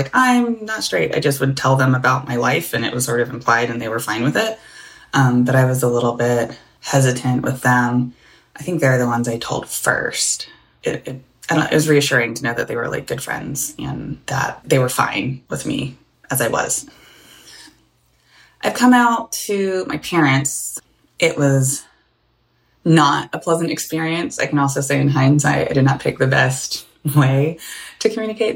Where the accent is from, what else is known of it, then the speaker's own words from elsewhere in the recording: the South, United States; I grew up in the South, and so my dad's from the Caribbean